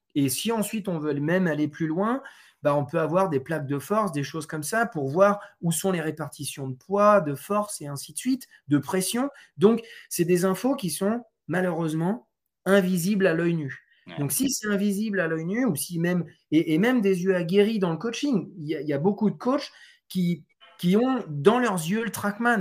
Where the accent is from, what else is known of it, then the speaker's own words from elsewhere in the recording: France; je suis français, euh, je suis aussi d'origine portugaise